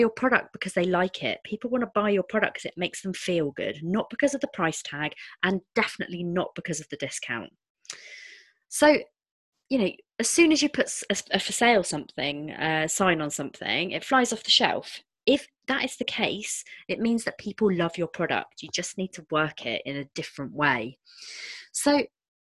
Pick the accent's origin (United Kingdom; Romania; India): United Kingdom; we're British